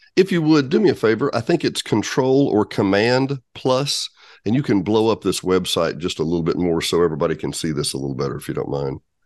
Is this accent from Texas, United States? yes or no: no; Benton, Arkansas, United States; also born or lived in Bryant, Arkansas; having always grown up in Arkansas myself, I grew up in Benton Bryant.